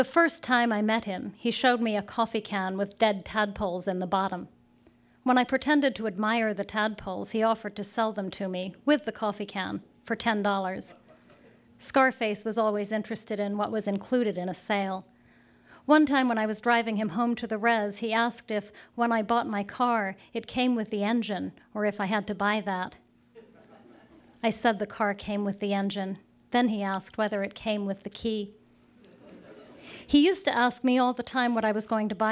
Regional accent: Bar Harbor, Maine, United States; moved away; I grew up in Bar Harbor, Maine

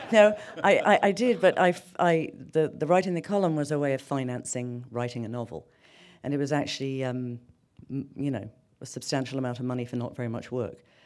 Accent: London, United Kingdom; moved away as an adult; now in New York, United States; I grew up in London.

